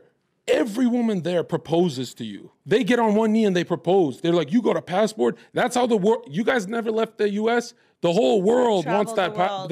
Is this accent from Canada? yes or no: no; Kosovo; now in United States; Kosovo. Oh, I'm from a war zone.